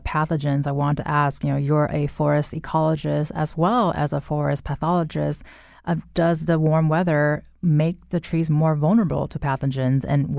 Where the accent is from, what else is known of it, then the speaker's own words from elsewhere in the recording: California, United States; As a Californian, I'm not complaining about the warm weather, but I do feel a little guilty about it.